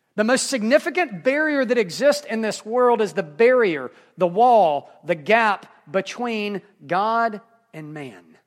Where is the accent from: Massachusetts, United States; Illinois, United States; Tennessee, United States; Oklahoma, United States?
Tennessee, United States; Memphis; I'm from Memphis